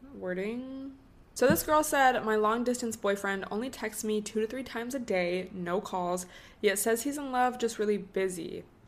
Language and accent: English; Washington, United States; now in Southern California, United States; I grew up in Washington State